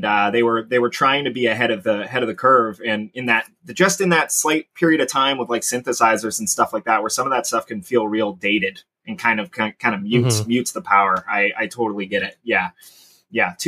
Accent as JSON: {"language": "English", "town": "Sarnia", "region": "Ontario", "country": "Canada", "tie": "born or raised there", "also_born_or_lived": "Corunna, Ontario", "said": "I grew up in Sarnia"}